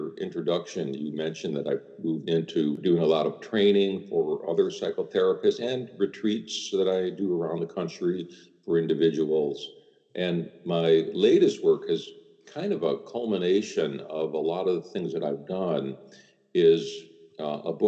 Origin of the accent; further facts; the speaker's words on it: Chicago, Illinois, United States; growing up in Chicago as I did